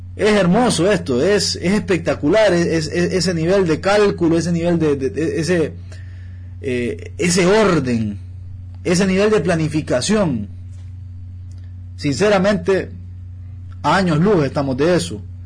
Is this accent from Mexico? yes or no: no; Honduras; Yo como hondureño